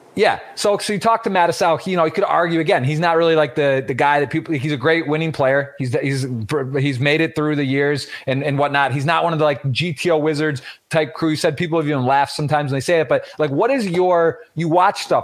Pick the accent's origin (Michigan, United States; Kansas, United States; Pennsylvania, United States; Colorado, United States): Michigan, United States; We're both from Michigan